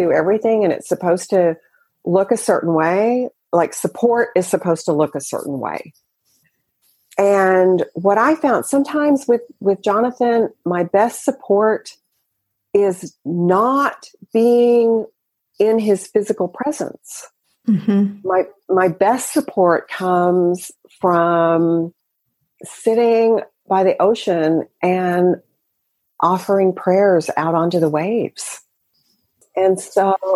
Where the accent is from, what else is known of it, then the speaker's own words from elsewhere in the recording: the South, United States; I grew up in the South